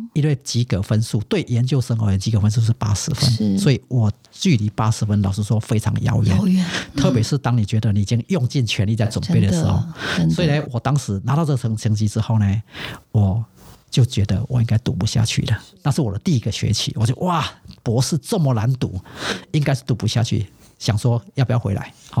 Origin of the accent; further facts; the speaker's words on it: Taiwan; 我说哦，我是台湾来的。